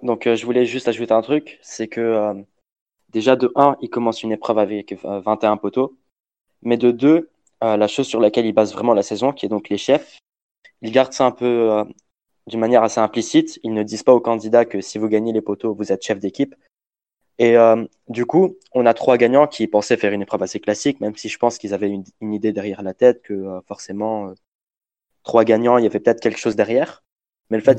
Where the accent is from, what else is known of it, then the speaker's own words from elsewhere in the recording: Lebanon; je suis libanais